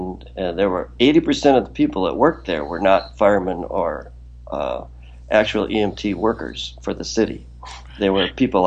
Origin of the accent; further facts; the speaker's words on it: Wisconsin, United States; moved away as an adult; now in New York, United States; I grew up in Wisconsin and am a diehard Packer fan